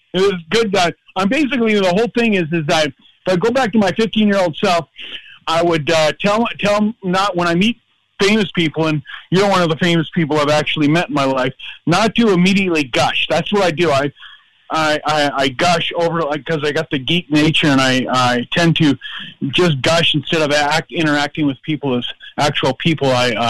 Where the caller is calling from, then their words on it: Minneapolis, Minnesota, United States; Oh, Minneapolis.